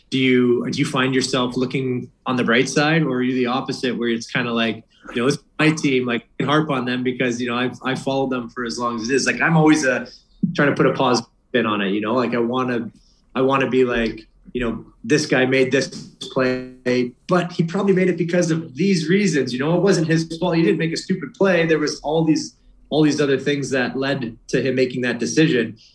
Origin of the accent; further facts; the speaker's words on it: Boston, Massachusetts, United States; I want to listen to them I'm from Boston.